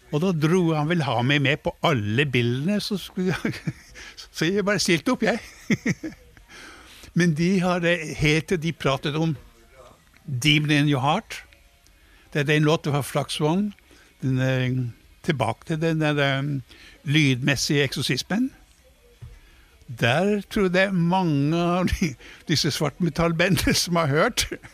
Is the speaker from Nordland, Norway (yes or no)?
yes; Leknes, Nordland, Norway; moved away; i hjembyen min var vi også for første gang